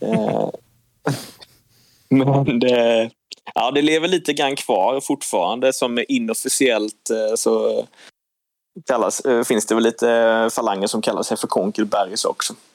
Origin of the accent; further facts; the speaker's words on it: Nybro, Kalmar County, Sweden; jag är född och uppvuxen i Nybro som är tre mil från, eh, från Kalmar.